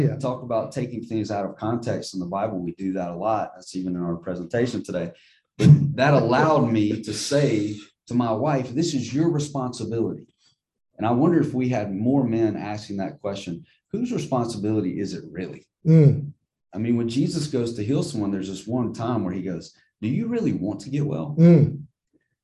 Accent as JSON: {"language": "English", "town": "Jackson", "region": "Mississippi", "country": "United States", "tie": "born or raised there", "said": "growing up in Northeast Jackson"}